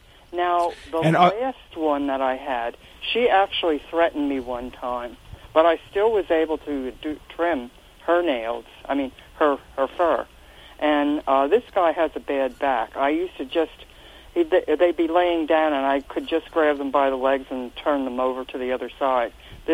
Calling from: Reading, Pennsylvania, United States; I'm calling from the Reading, Pennsylvania area.

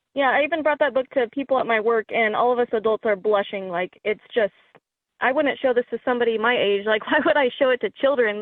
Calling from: Oklahoma, United States; I'm calling from Oklahoma

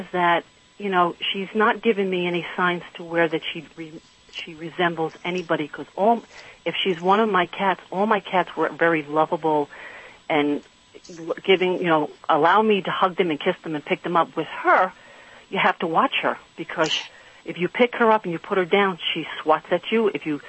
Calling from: Patterson, New York, United States; Patterson, New York.

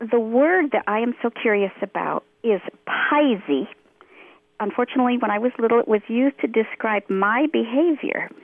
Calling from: central New York near Cooperstown, United States; I'm calling from central New York near Cooperstown

